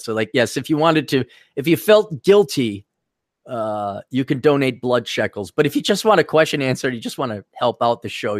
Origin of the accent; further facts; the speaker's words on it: Milwaukee, Wisconsin, United States; I grew up in Milwaukee, and there's like a mini East Coast due to Chicago being there. So people think a lot of people thought I was like from New York.